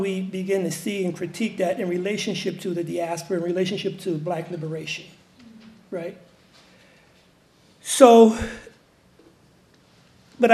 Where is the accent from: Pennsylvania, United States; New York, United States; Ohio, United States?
New York, United States; New York City; I'm from Harlem